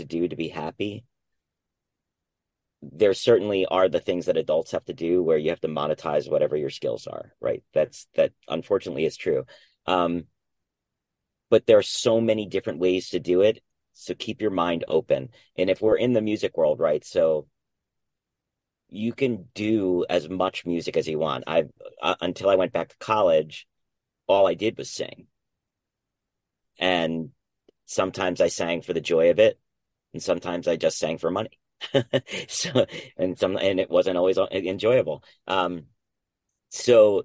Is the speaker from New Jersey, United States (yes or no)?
yes; New Jersey, United States; I was born and raised in New Jersey